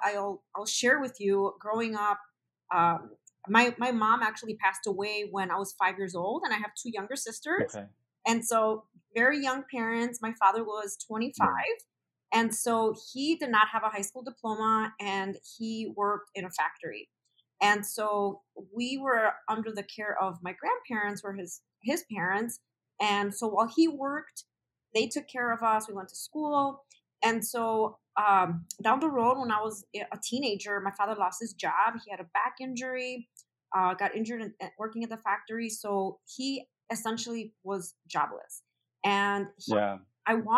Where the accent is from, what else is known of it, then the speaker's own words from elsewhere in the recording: Chicago, Illinois, United States; Born and raised in Chicago. I'm from the Pilsen neighborhood. I've been in Chicago my entire life